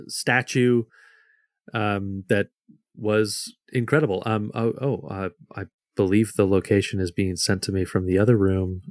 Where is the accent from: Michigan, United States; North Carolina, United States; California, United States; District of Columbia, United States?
Michigan, United States; I grew up in Michigan. I grew up about in a, a little over an hour from Detroit